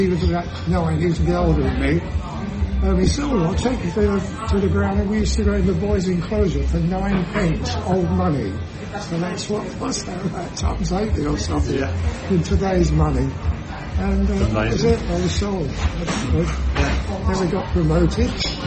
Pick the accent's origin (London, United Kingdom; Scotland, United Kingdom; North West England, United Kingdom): London, United Kingdom; I was born in Hackney, but in the Salvation Army home